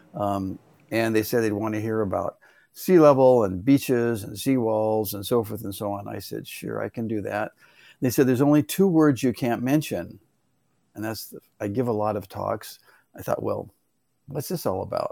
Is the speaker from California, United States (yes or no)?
yes; Los Angeles, California, United States; I grew up in the San Fernando Valley